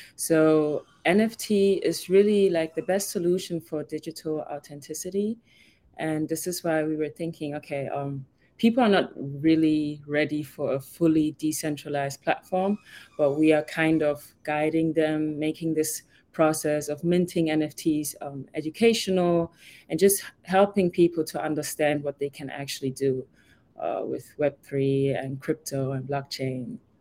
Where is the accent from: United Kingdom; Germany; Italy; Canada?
Germany; moved away as an adult; also born or lived in Ghana; now in Miami, United States; I was born and raised in Germany, but I'm originally from Ghana